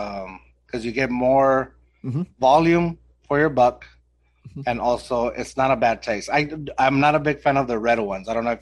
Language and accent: English; Austin, Texas, United States; So I grew up in Austin